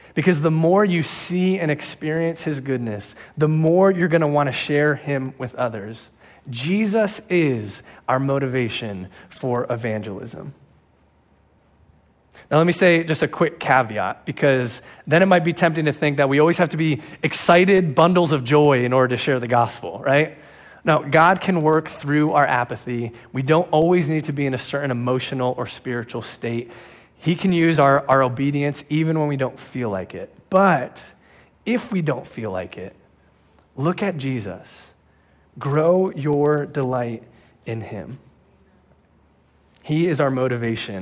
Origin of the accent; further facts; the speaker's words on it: New Jersey, United States; now in Pennsylvania, United States; I'm from New Jersey